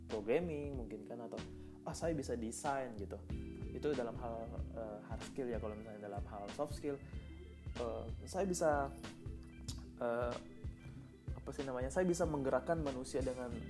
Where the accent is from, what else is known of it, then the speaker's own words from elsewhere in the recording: Bone, South Sulawesi, Indonesia; also born or lived in Tangerang; now in Bandung, Indonesia; by the way saya asli Eh, Bone ya Sulawesi Selatan, kuliah di Tangerang dan sekarang ada di Bandung.